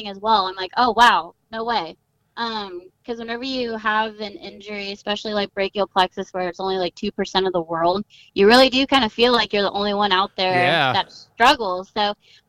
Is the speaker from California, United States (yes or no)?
yes; Southern California, United States; I grew up in Southern California, which, you know, is very extreme sport oriented.